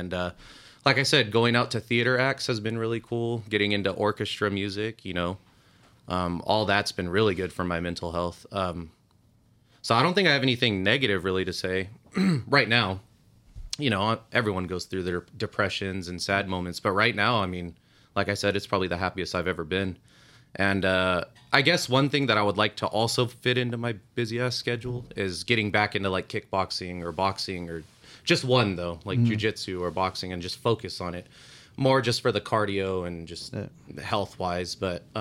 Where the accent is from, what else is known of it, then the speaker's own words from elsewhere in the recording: San Bernardino, California, United States; run with that San Bernardino rep where we're from.